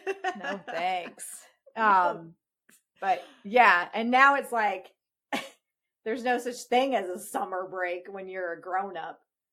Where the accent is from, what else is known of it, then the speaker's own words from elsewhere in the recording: Virginia, United States; also born or lived in North Carolina; when I was in grade school and we moved from North Carolina to Virginia, in North Carolina, we started school before Labor Day, and we got out of school before Memorial Day.